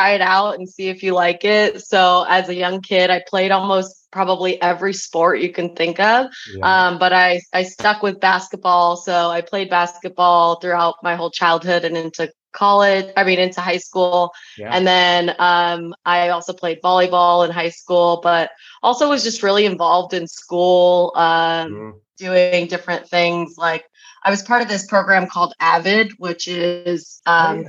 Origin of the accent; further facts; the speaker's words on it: San Diego, California, United States; I grew up in San Diego, California, which is where I currently live now